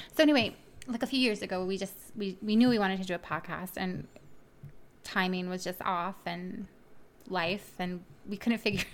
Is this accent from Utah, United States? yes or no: no; Miami, Florida, United States; moved away; I'm from originally from Miami, Florida.